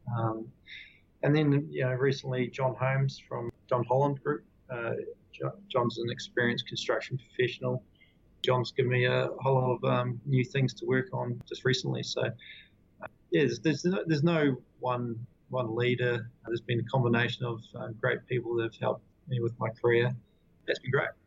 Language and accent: English; Queenstown, Otago, New Zealand; moved away as an adult; also born or lived in Christchurch; we grew up in Queenstown, which uh, is a pretty inspiring um, place to grow up